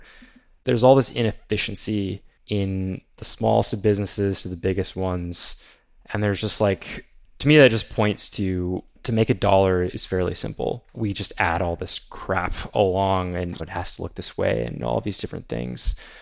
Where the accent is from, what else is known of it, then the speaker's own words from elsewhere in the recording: Texas, United States; I live in Texas, but there's this area about 3 hours away called Broken Bow. And growing up in Texas, I thought everything was flat here for the next like 8 hours